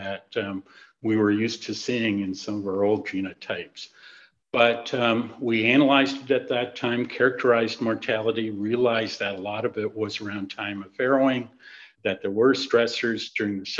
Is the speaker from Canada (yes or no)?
yes; Southern Ontario, Canada; moved away as an adult; also born or lived in Shakespeare, Ontario / North Carolina; now in Minnesota, United States; I grew up in Southern Ontario on a hog farm